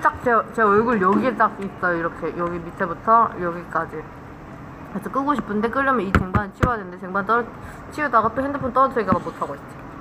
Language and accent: Korean; Guri, Gyeonggi Province, South Korea; moved away; 제가 어릴 때 살던 동네 이름이 구리시거든요.